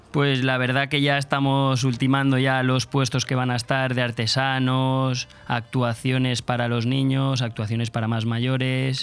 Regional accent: Polop, Valencian Community, Spain; yo soy de Polop

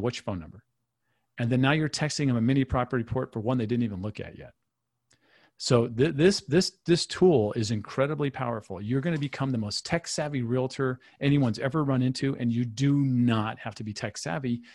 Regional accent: Michigan, United States; moved away; where I grew up in Michigan

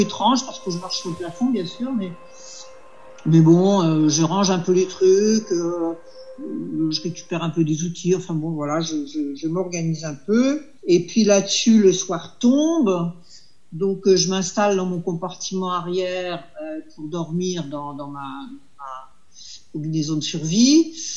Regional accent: France

